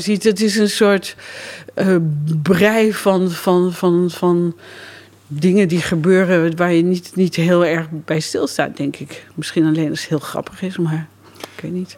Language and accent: Dutch; Lochem, Gelderland, Netherlands; ik kom uit Lochem